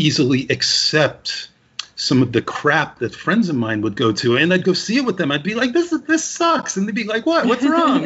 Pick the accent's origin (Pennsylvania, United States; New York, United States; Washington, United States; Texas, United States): New York, United States; Westchester County; I grew up in Westchester County near New York